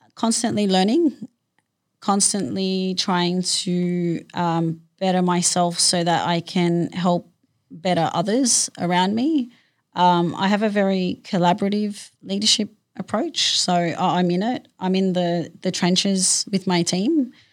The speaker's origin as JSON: {"language": "English", "town": "Sydney", "region": "New South Wales", "country": "Australia", "tie": "born or raised there", "said": "I grew up in Western Sydney"}